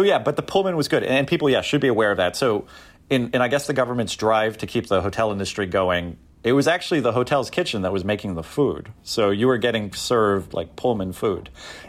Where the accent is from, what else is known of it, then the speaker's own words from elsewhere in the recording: Canada; And being a Canadian, for like the first 6 batches of pancakes, they came with real maple syrup.